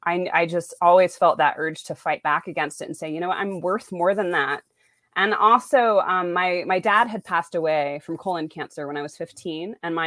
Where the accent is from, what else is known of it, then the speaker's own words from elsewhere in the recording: Rexburg, Idaho, United States; So I was raised in Rexburg, Idaho, which some people refer to the Saudi Arabia of Mormonism.